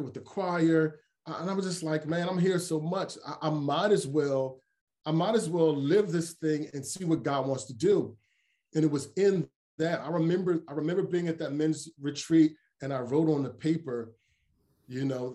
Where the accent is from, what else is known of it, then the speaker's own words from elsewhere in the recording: Philadelphia, Pennsylvania, United States; also born or lived in Coatesville, Pennsylvania; I was born and raised in Philly